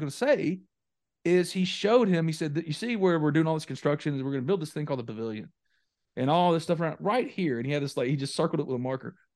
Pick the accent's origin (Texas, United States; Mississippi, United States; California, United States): Mississippi, United States; New Albany; my hometown of New Albany, Mississippi.